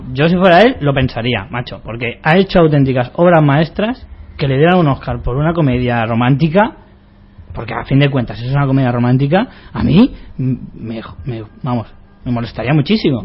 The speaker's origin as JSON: {"language": "Spanish", "country": "Spain", "said": "Nosotros somos, los españoles somos iguales"}